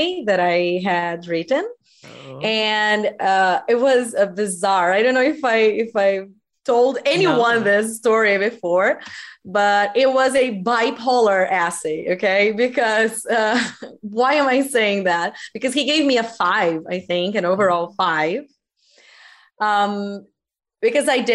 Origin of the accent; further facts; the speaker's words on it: Brazil; English is a second language; I am from Brazil and I am an English teacher